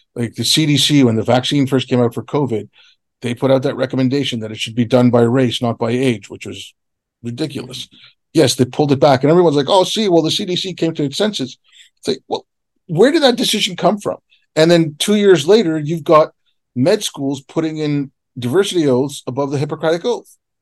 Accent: Canada; I grew up in Canada. I didn't grow up in India

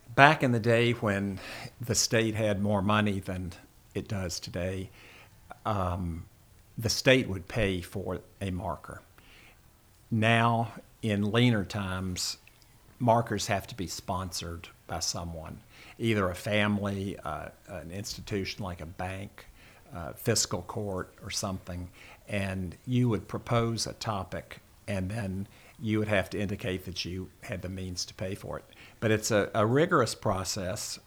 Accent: Memphis, Tennessee, United States; moved away as an adult; now in Kentucky, United States; I was born in Memphis and, uh, attended public school there

